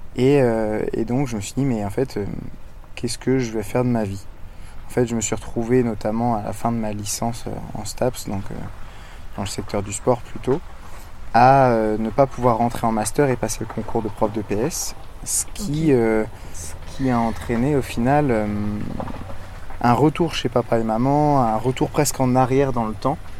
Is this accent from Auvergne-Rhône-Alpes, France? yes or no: no; Brittany, France; je suis breton d'origine et je vis principalement en Bretagne